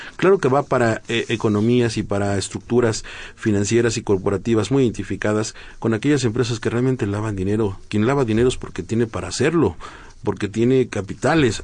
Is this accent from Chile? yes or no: no; Mexico